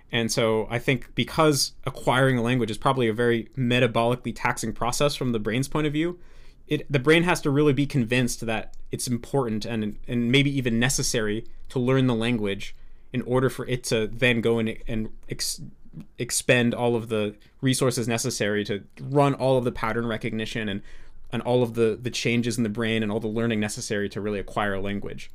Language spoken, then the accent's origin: English; United States; accent: American English; I'm an American